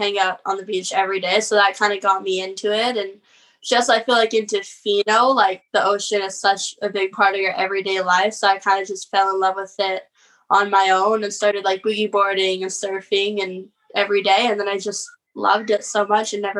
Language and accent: English; Tofino, British Columbia, Canada; also born or lived in Canmore, Alberta; my family bought a house right by Cox Bay when I was about like half a year old. And we never lived full time in Tofino though until I was in like grade two.